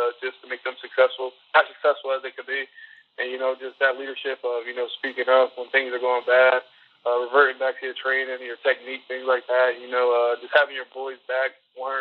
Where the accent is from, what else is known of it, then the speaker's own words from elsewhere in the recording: Millville, New Jersey, United States; I grew up in Millville, New Jersey. Pretty rough area, South Jersey.